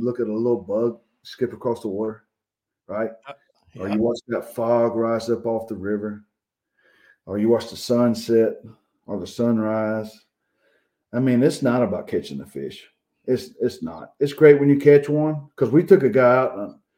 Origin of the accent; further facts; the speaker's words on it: Georgia, United States; I grew up here in Georgia. I never had to leave Georgia to go fish nice lakes or rivers.